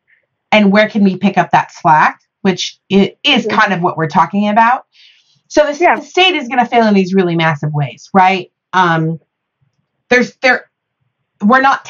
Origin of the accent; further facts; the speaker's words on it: Midwest, United States; I'm from the Midwest